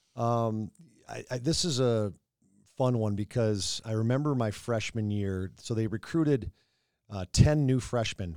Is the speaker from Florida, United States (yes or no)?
no; North Saint Paul, Minnesota, United States; growing up in North Saint Paul